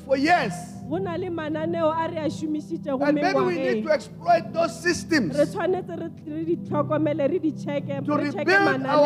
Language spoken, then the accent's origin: English; South Africa; English is a second language; now in United Kingdom; my country